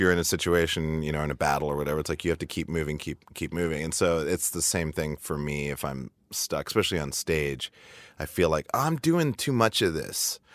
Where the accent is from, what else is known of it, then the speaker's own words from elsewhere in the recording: Montana, United States; moved away as an adult; also born or lived in Seattle; I was growing up in Montana